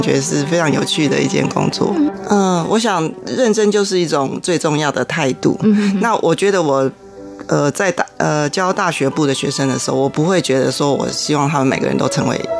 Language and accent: Chinese; Taiwan; 我是一个台湾人